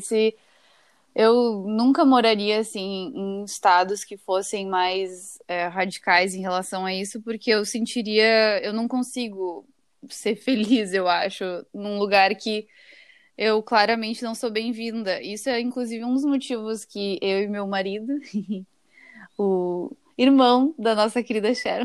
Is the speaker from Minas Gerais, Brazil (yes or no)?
no; Porto Alegre, Rio Grande do Sul, Brazil; moved away as an adult; now in Boston, United States; eu sou de Porto Alegre, né? Eu, e eu já tô morando aqui há cinco anos em Boston